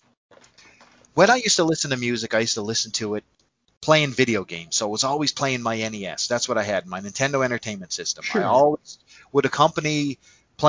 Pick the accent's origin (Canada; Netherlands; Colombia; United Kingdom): Canada; accent: Canadian; I'm a Canadian guy, and it's no secret, you can tell by my accent